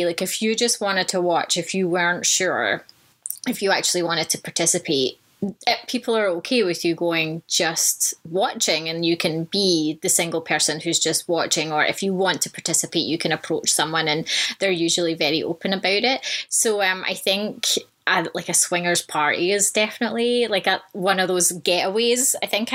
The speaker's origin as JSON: {"language": "English", "town": "Vancouver", "region": "British Columbia", "country": "Canada", "tie": "born or raised there", "said": "in Vancouver, in my hometown"}